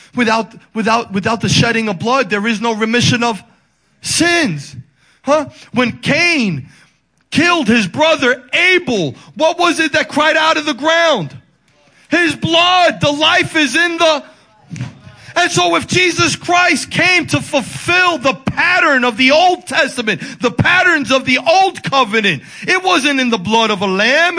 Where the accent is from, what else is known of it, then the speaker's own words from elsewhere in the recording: Dominican Republic; moved away; I'm from the Dominican Republic